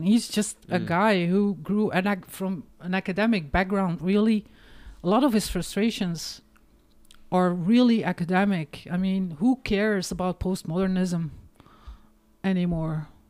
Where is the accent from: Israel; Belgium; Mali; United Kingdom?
Belgium; Hamme, Flanders; English is a second language; because I grew up in the Flemish country, Oost Vlaanderen, in the 70s, for fuck's sake.